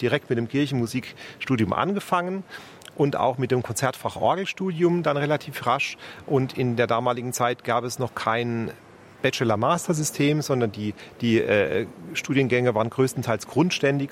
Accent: Speyer, Rhineland-Palatinate, Germany; moved away as an adult; also born or lived in Frankfurt; now in Munich, Germany; in meiner Geburtsstadt in Speyer

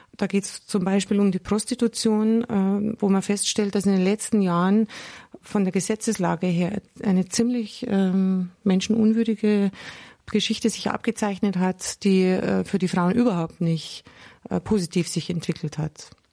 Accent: Germany; bei uns in Deutschland

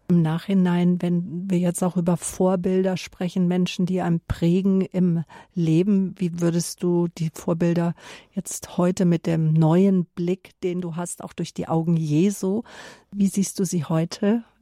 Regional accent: near Munich, Bavaria, Germany; born or raised there

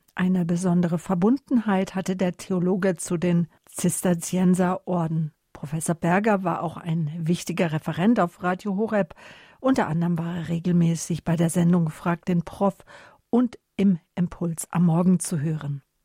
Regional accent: Northern Germany, Germany; moved away; Ich bin ja lange in Norddeutschland gewesen, bin ja dort aufgewachsen

